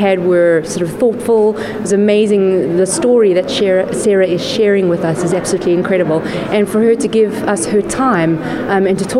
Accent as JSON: {"language": "English", "country": "South Africa", "moved": "as an adult", "said": "been living on the island for 11 years from South Africa originally. You may tell from my accent."}